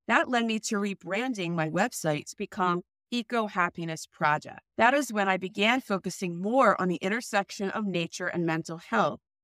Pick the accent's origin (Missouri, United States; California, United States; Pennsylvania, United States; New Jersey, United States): New Jersey, United States; I grew up in New Jersey.